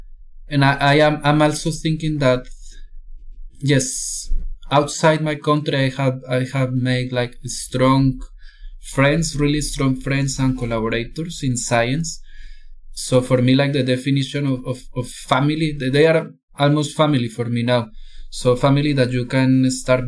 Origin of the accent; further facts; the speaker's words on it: Cauca, Colombia; now in Chile; I was born in Cauca, Colombia, which is like the most violent region of Colombia